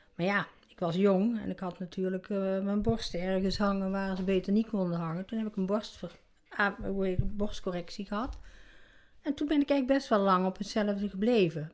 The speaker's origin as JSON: {"language": "Dutch", "region": "North Brabant", "country": "Netherlands", "tie": "born or raised there", "said": "ik ben eh, geboren in Brabant"}